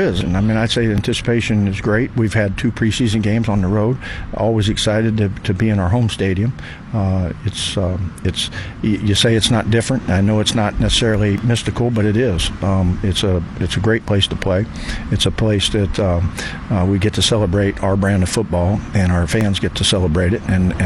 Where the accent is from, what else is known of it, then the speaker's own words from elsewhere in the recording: Cleveland, Ohio, United States; now in Pittsburgh, United States; I was born in Cleveland and have history there with my father and the 64 team